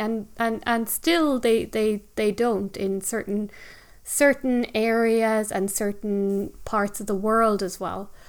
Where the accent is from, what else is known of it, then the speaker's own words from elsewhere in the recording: Ireland; living, growing up in Ireland, living on an island